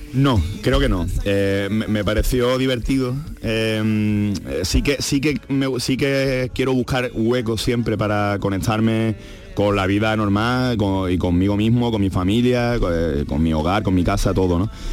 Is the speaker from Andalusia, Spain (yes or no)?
yes; Andalusia, Spain; yo soy, no solo soy andaluz, sino que soy andalucista